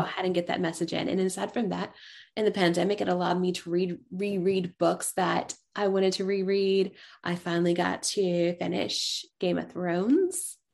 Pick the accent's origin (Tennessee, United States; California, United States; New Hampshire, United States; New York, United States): Tennessee, United States; East; growing up in East Tennessee